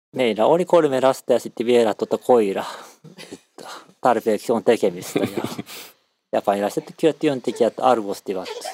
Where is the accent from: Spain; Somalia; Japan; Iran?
Japan; Finnish is a second language; moved away as an adult; also born or lived in Finland; mä oon kotoisin sieltä Japanista